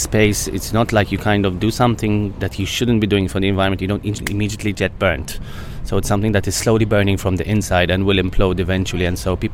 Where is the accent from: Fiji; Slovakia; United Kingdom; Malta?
Malta; where I come from Malta